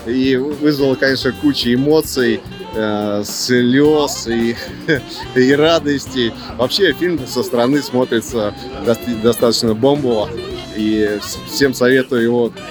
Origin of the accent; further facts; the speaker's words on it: Saint Petersburg, Russia; Да, местный.